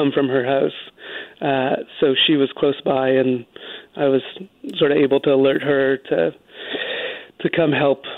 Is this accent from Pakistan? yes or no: no; Vancouver, British Columbia, Canada; now in New York, United States; I live in New York. I grew up in Vancouver.